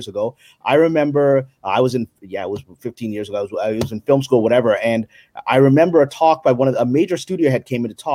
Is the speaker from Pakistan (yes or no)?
yes; Pakistan; I'm Pakistani